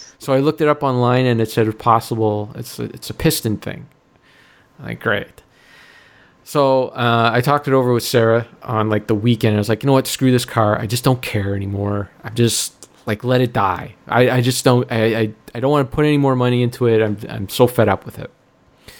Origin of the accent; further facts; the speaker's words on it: Stouffville, Ontario, Canada; my hometown here, Stouffville